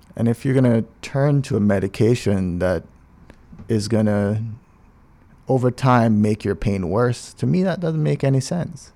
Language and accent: English; Cayman Islands; also born or lived in Grenada / New York City; I'm from Cayman.